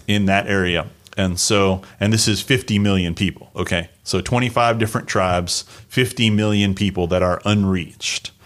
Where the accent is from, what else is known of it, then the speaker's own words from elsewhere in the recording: United States; moved away as an adult; I'm Native American.